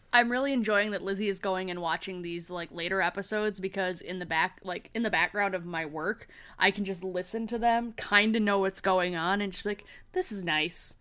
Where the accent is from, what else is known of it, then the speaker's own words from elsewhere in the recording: Michigan, United States; accent: pronounced Michigan; I have a pronounced Michigan accent.